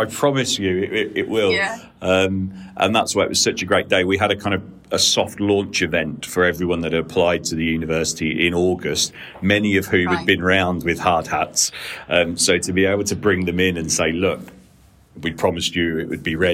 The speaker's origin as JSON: {"language": "English", "town": "Peterborough", "region": "East of England", "country": "United Kingdom", "tie": "born or raised there", "also_born_or_lived": "Cardiff", "said": "born and raised in Peterborough"}